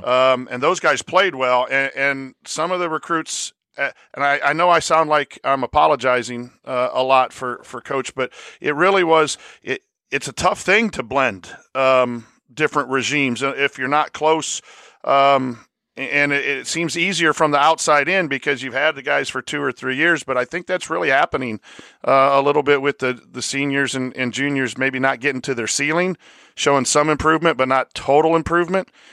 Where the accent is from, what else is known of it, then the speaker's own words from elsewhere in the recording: La Porte, Indiana, United States; I'm from Laporte